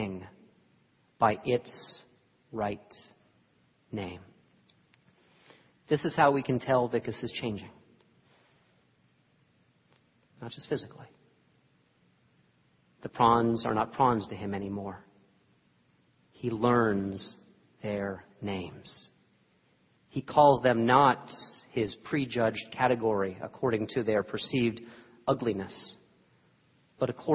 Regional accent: New York, United States; moved away; I was born in New York

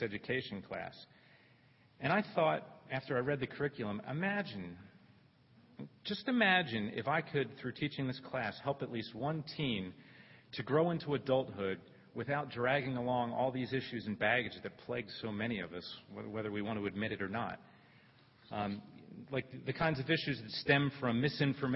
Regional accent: Philadelphia, Pennsylvania, United States; where I grew up, the setting I grew up in Northeast Philadelphia

